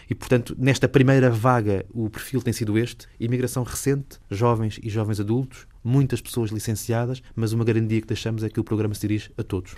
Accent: Lisbon, Portugal; sou cresci em Lisboa, estudei em Lisboa

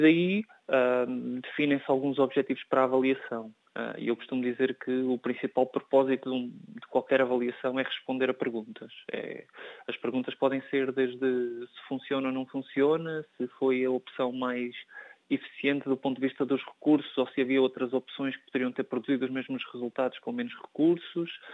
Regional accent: Portugal; enquanto europeu e enquanto português

